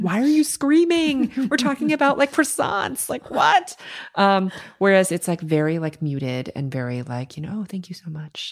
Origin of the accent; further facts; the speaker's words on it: New York City, New York, United States; growing up in New York City, everything's go, go, go around you all the time